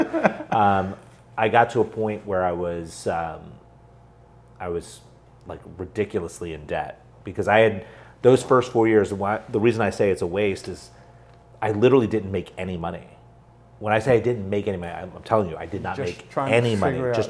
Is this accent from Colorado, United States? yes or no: no; New Jersey, United States; I was born and raised in New Jersey.